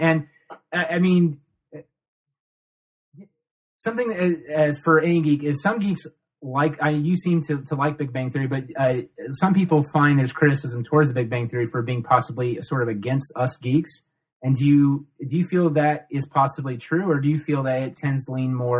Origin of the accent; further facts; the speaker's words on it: Columbus, Ohio, United States; because we're from Ohio, Columbus, Ohio.